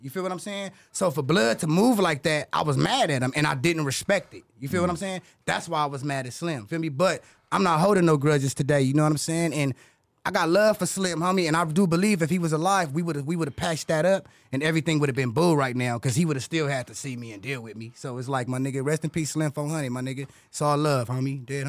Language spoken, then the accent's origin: English; Compton, California, United States; I'm from Bompton, Hollywood.